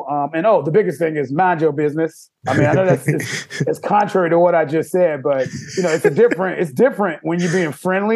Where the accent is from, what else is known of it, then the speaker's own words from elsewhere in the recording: Chicago, Illinois, United States; growing up in Chicago, I mean, you know, it's a big city